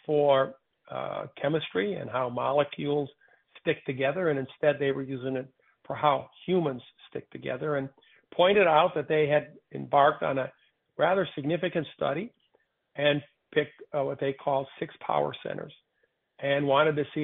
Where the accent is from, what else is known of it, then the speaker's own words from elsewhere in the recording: Michigan, United States; I was born and raised in Michigan.